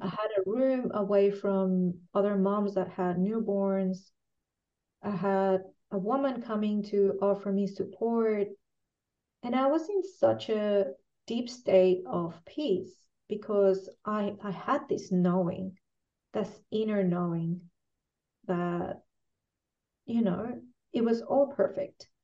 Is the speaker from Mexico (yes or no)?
yes; Mexico; moved away as an adult; now in Chile; I'm originally from Mexico and I've been mm-hmm. living here for 19 years